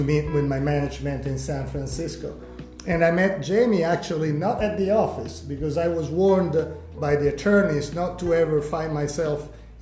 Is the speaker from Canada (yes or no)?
no; Italy; moved away as an adult; also born or lived in Sicily / Milan / London, United Kingdom; now in Whitefish, United States; I was born in Italy, and my family is from the south, from Sicily. So some people say I'm not Italian, I'm Sicilian. Grew up in Italy